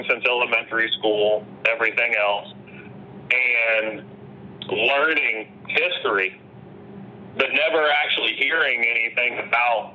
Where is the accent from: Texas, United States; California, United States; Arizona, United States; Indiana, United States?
Indiana, United States; Indianapolis; I grew up in Pike Township.